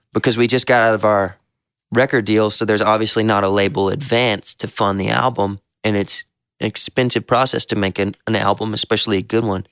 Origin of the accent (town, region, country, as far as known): the South, United States